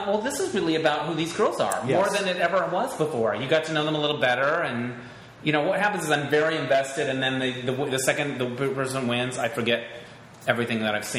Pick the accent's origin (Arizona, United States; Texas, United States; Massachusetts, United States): Arizona, United States; Holbrook; moved away; I was from Holbrook, Arizona.